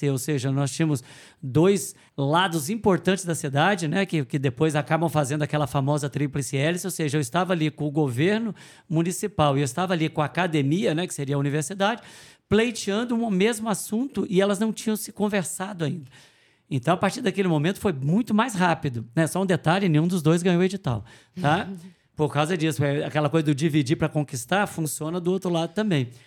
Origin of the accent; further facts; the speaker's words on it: Guarapuava, Paraná, Brazil; eu sou de Guarapuava, sou o secretário de inovação de Guarapuava.